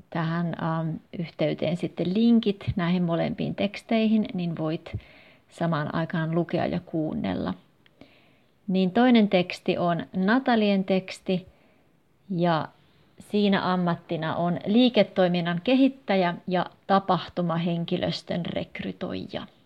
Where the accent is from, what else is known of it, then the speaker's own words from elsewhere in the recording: Russia; Finnish is a second language; now in Helsinki, Finland; 33-vuotias kemian insinööri. Olen venäläinen ja asun Helsingissä. Opiskelin Pietarissa ja Lappeenrannassa